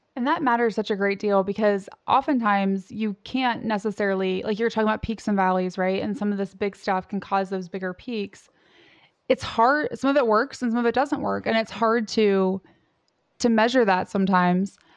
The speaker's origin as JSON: {"language": "English", "region": "Southern Indiana", "country": "United States", "tie": "born or raised there", "said": "I grew up in Southern Indiana"}